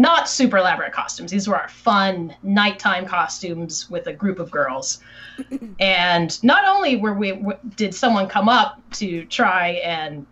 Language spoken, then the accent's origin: English; Boston, Massachusetts, United States; we're from Boston and like I'm old enough